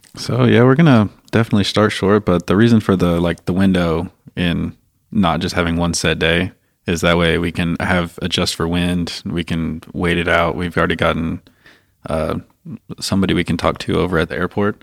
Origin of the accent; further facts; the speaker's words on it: Fayetteville, Arkansas, United States; I grew up in Fayetteville, Arkansas